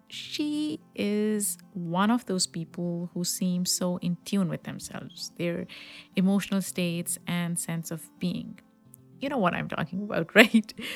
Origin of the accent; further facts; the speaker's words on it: Pakistan; moved away; I grew up in Pakistan